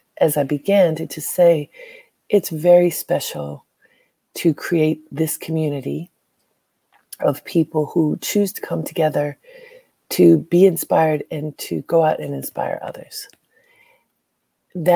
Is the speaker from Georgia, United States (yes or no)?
no; Baltimore, Maryland, United States; moved away as an adult; now in New York, United States; Some of you know that I am from Baltimore, proudly from Baltimore. Half of my family is still there.